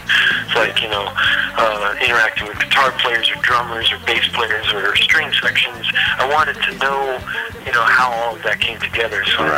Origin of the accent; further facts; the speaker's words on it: St. Louis, Missouri, United States; I'm originally from St. Louis, Missouri.